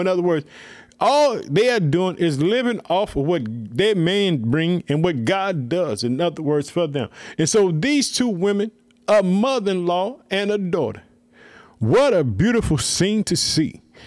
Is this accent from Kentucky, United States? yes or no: no; Illinois, United States; my home state, Illinois